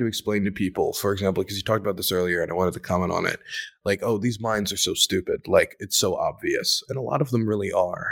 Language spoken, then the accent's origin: English; Maryland, United States; now in Ukraine; I am from Maryland